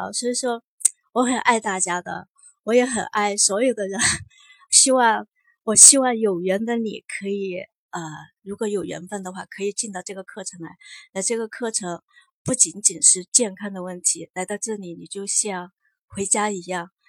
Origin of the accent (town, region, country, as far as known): Chongqing, China